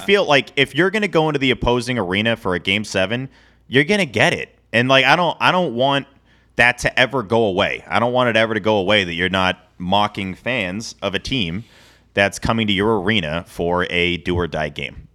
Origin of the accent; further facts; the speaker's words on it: Boston, Massachusetts, United States; I was born in the Boston area